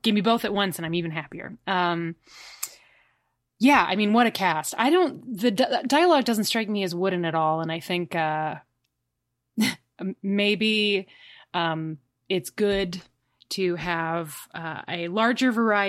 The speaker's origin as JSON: {"language": "English", "town": "Chicago", "region": "Illinois", "country": "United States", "said": "I'm from Chicago. I definitely know and understand other cultures."}